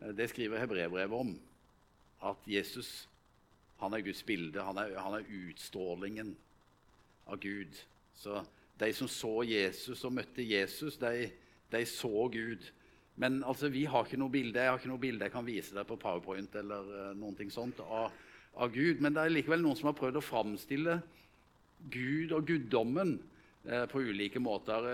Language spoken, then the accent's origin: Norwegian; Vegårshei, Agder, Norway; moved away; hjemme på Vegårshei, der jeg kommer fra